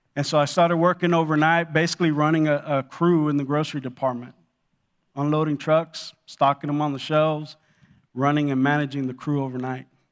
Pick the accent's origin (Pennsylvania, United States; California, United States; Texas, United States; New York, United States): California, United States; Los Angeles; also born or lived in Cuba; I grew up in Los Angeles